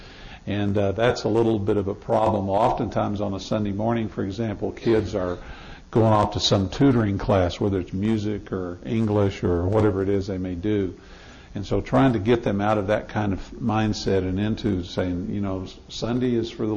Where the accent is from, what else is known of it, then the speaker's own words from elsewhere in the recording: Amarillo, Texas, United States; I'm from Amarillo, Texas. My wife and I met there.